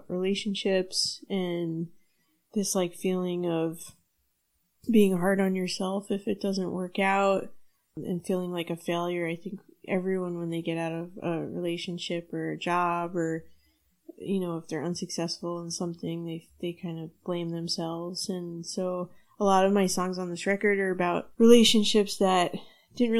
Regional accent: West Nyack, New York, United States; I'm from West Nyack, which is about an hour upstate, and my dad is a New York City tour guide, so I was always coming into Manhattan

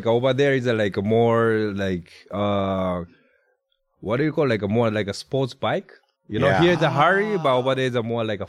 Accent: Kyoto, Japan; English is a second language; moved away as an adult; now in Los Angeles, United States; I'm from Kyoto, Japan.

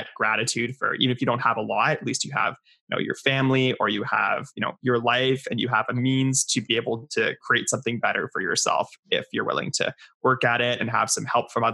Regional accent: Ottawa, Ontario, Canada; also born or lived in Creston, British Columbia; I grew up in Ottawa, in beautiful Ottawa, Ontario

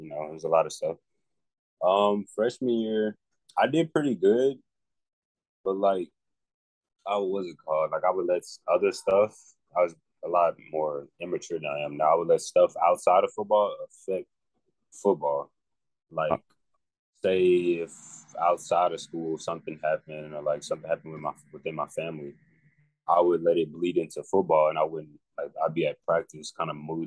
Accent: Henderson, Texas, United States; also born or lived in Longview, Texas / Marshall, Texas; I'm from Henderson, Texas. I guess this is where I was born and raised

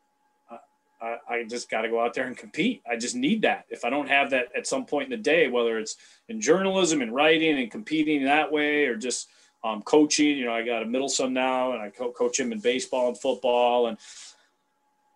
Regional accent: Cleveland, Ohio, United States; now in Chicago, United States; Growing up in Cleveland, I mean, Cleveland's kind of a different feel of the rest of Ohio

